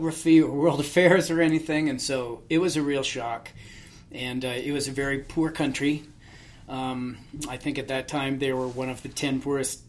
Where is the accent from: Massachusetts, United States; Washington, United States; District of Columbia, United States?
Washington, United States; Seattle; now in Colorado, United States; In Seattle. So I grew up in the suburbs just to the north of the city